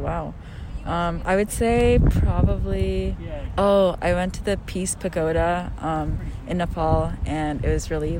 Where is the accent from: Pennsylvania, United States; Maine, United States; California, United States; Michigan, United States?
Maine, United States; Bethel; I'm a sophomore. I'm from Bethel, Maine.